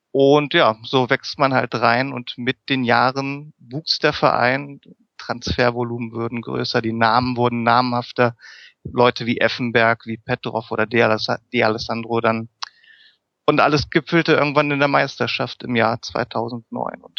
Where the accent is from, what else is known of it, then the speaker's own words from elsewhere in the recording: Lower Saxony, Germany; Wie gesagt, ich komme aus der Region. Mein Vater selbst hat viele Jahre in Wolfsburg gearbeitet